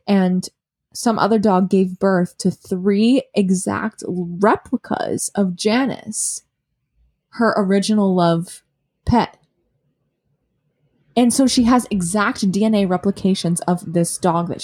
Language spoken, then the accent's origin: English; Massachusetts, United States; moved away as an adult; now in Brooklyn, United States; I'm from Massachusetts. I live in Brooklyn